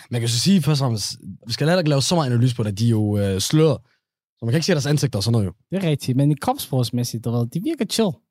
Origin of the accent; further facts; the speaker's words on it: Somalia; jeg cykler, jeg er somalier.